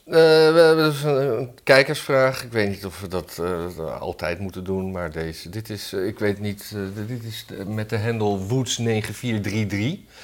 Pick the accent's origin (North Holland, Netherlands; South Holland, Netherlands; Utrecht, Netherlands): North Holland, Netherlands; Blaricum; moved away